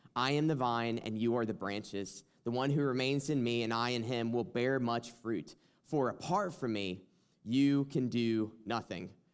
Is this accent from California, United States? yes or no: no; South Carolina, United States; accent: twang; now in Michigan, United States; from South Carolina. I feel like I always have to, like, say that at the beginning, like, if you hear a twang or something, it's because